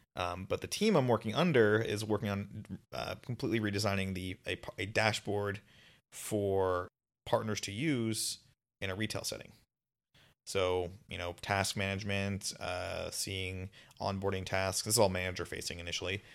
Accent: Las Vegas, Nevada, United States; moved away as an adult; now in Seattle, United States; I'm from Vegas

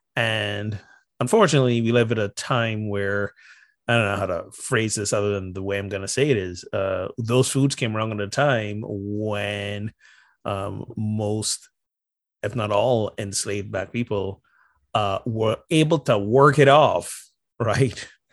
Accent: Barbados; moved away; also born or lived in North Carolina; I'm from Barbados

